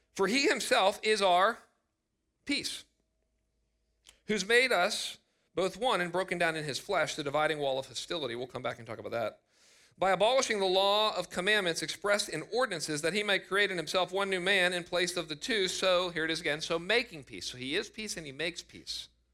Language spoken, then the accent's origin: English; United States; I am so grateful to be an American.